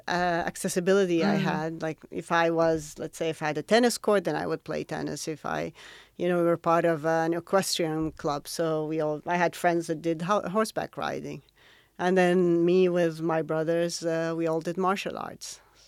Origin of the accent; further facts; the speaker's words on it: Riyadh, Riyadh Province, Saudi Arabia; now in Jeddah, Saudi Arabia; I was born in Riyadh, and I went to school in Riyadh. I'm originally from Mecca, but my dad had moved to Riyadh for a job, and I lived there most of my adult life until I got married, and then I moved to Jeddah.